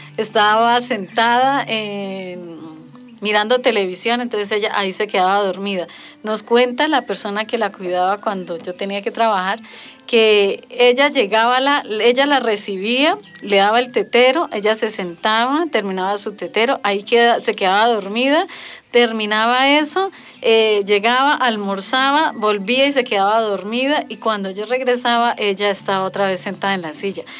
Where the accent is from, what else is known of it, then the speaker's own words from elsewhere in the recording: Charalá, Santander, Colombia; llevamos 12 años viviendo en el municipio de Charalá